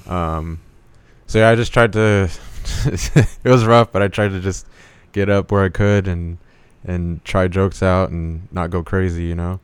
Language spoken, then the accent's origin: English; Indio, California, United States; moved away as an adult; also born or lived in Lake Havasu, Arizona; now in Phoenix, United States; I was raised in Indio, California